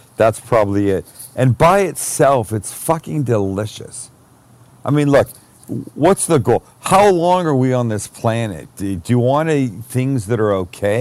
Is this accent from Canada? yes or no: yes; Canada; I'm Canadian